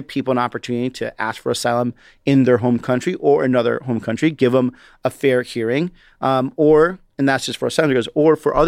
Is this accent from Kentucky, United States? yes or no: no; Chicago, Illinois, United States; born there; also born or lived in Chihuahua, Mexico; From my personal experience, I was born in Chicago, but lived in a border state called Chihuahua, Mexico. My family used to cross the border all the time to come back and forth and work.